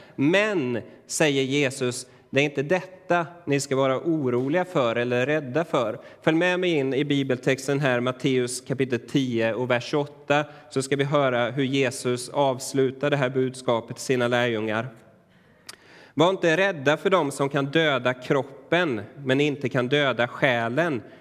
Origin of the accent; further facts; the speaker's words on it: Sweden; för oss idag som moderna svenskar